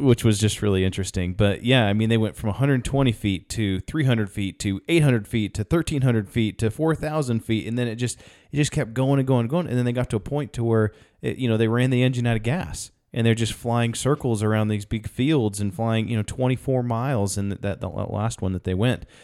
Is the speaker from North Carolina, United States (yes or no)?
yes; North Carolina, United States; Jared and I we're from North Carolina